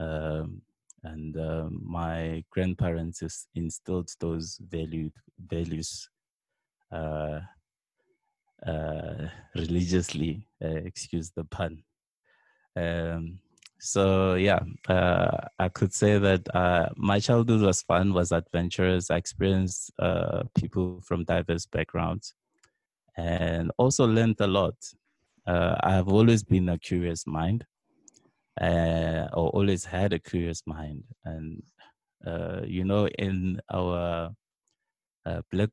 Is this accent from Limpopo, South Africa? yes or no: yes; Bela-Bela, Limpopo, South Africa; moved away as an adult; now in Johannesburg, South Africa; I grew up in a small town called Bela Bela in Limpopo